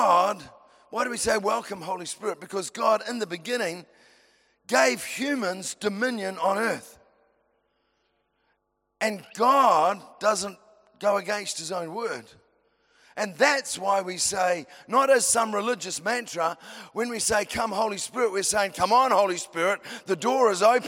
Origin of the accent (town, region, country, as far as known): New Zealand